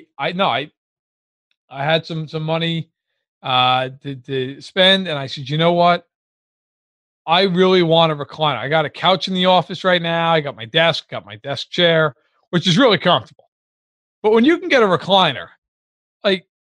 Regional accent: New York, United States; most of my life I've spent watching the games at home with my dad, you know, growing up in New York

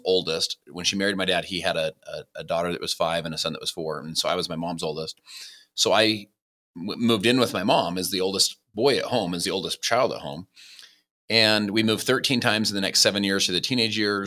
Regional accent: Salt Lake City, Utah, United States; also born or lived in Saint George, Utah; I was born in Salt Lake City, Utah.

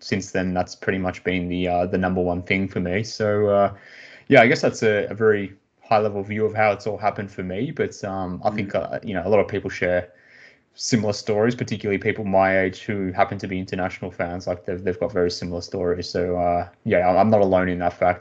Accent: Australia; growing up in Australia

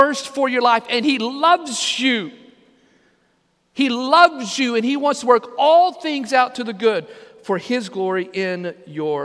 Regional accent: Lamesa, Texas, United States; growing up in Second Baptist Church in La Mesa, Texas

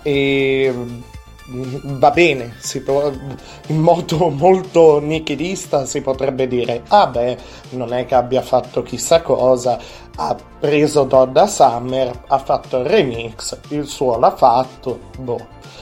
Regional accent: Alessandria, Piedmont, Italy; io sono di Alessandria, abito in Alessandria, in Piemonte

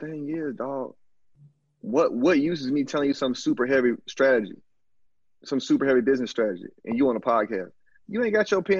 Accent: Alabama, United States; moved away as an adult; also born or lived in Canada; now in Brazil; I'm just a dude from the country, dog. I'm from Alabama

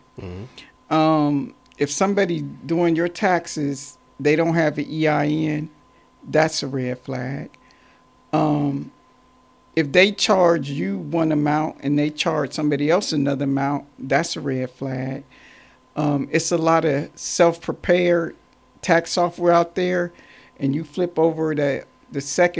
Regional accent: Warren, Ohio, United States; now in Columbus, United States; I'm originally from Warren, Ohio, 45 minutes north of Cleveland, Ohio. And I moved to Columbus, Ohio

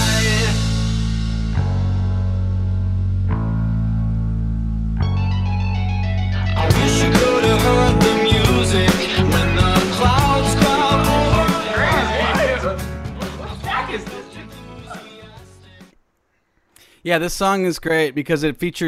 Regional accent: Cincinnati, Ohio, United States; I grew up in Cincinnati

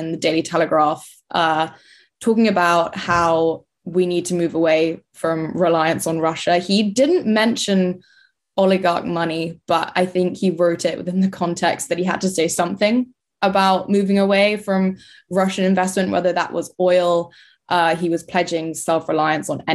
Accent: London, United Kingdom; moved away as an adult; now in Bristol, United Kingdom; And I was born and raised in London, so I'm a city gal

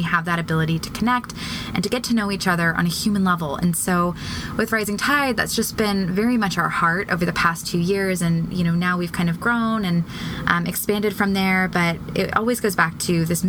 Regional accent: Annapolis, Maryland, United States; Annapolis, Maryland, which is my hometown

